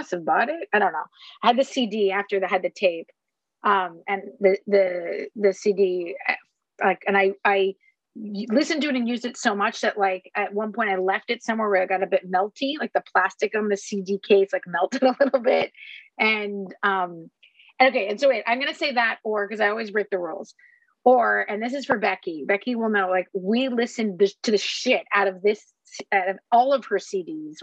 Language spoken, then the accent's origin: English; Montreal, Quebec, Canada; we grew up in Quebec, right? And our neighbor in Montreal